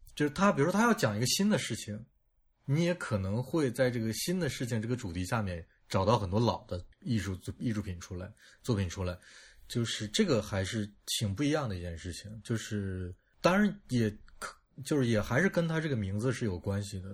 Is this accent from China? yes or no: yes; China; 我觉得我们中国人就很就很喜欢拿这种东西抖包袱